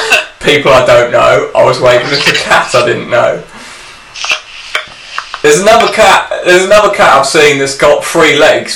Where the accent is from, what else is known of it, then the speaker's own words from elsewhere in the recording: England, United Kingdom; I waved at the cat, which is my right as an Englishman.